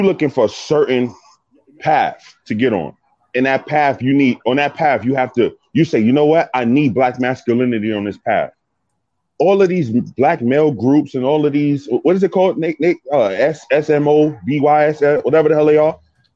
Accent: New York, United States; I'm from New York, in the streets of New York

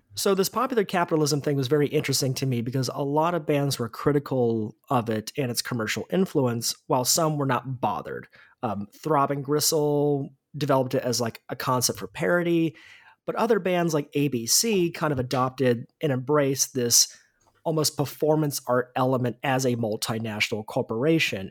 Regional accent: United States; an American

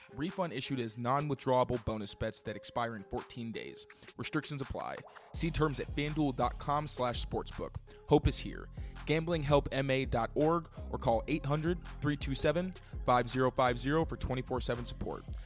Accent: Chicago, Illinois, United States; I'm from Chicago, so I'm a neighbor to Wisconsin originally

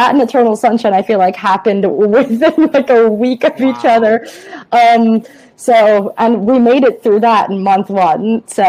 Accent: Long Island, New York, United States; I grew up on Long Island.

